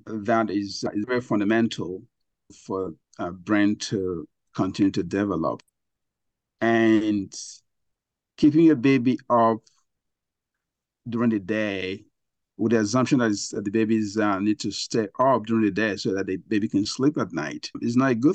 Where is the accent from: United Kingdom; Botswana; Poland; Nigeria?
Nigeria; moved away; I grew up in Africa, Nigeria